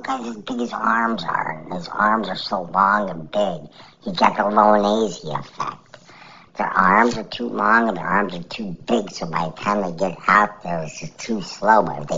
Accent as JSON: {"language": "English", "country": "Canada"}